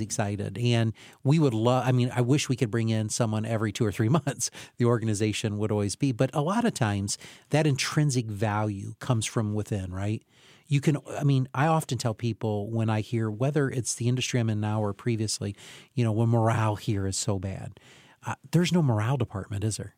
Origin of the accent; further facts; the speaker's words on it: Camden, United States; where I grew up in Camden